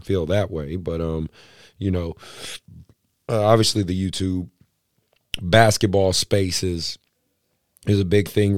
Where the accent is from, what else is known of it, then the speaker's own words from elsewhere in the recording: Oakland, California, United States; I'm a kid from Oakland